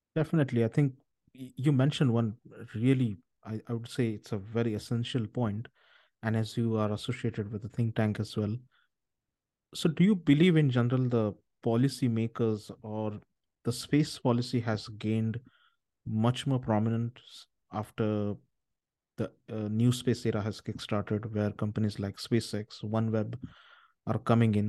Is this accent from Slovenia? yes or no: no; India; I'm originally from India